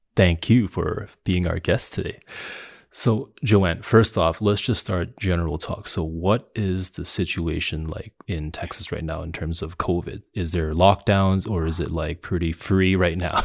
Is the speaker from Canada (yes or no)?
yes; Canada; I grew up in in Canada the, my whole life.